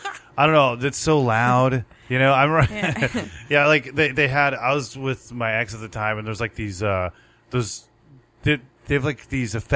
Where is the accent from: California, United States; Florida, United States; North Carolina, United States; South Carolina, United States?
California, United States; we're from Southern California.